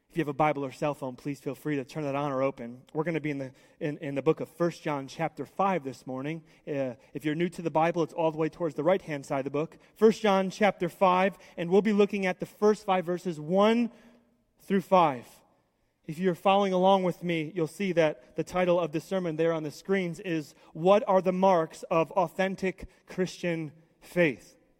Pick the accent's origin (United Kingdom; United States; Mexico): United States; I love being an American